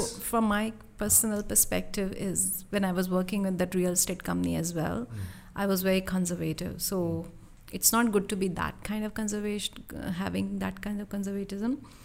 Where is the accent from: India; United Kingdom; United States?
India; moved away as an adult; I was from India